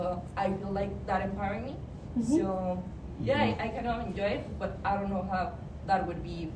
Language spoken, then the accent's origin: English; Mexico; moved away as an adult; now in United States; because I come from Mexico, so I'm a international student.